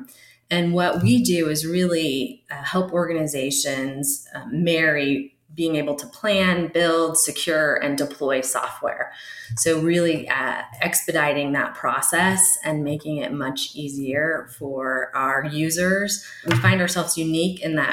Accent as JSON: {"language": "English", "town": "San Jose", "region": "California", "country": "United States", "tie": "born or raised there", "moved": "yes", "lives_now": "Idaho, United States", "said": "I'm a Bay Area native. I was born and raised in San Jose, California"}